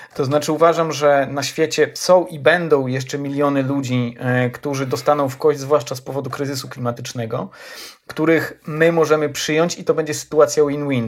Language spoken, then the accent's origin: Polish; Ełk, Warmian-Masurian Voivodeship, Poland; moved away; do swojego rodzinnego Ełku